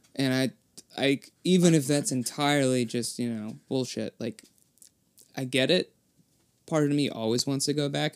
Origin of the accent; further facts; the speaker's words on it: Gloucester, Massachusetts, United States; also born or lived in Worcester; now in Boston, United States; I was born in Gloucester, Massachusetts